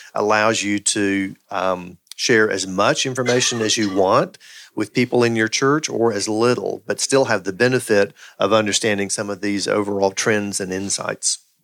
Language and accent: English; the Bible Belt, United States; I grew up in the Bible Belt